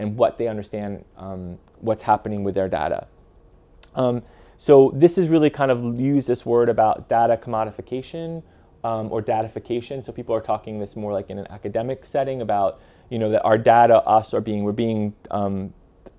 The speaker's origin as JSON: {"language": "English", "country": "United States", "moved": "yes", "lives_now": "European Union", "said": "I'm living in the EU, I'm American, but I'm living in the EU"}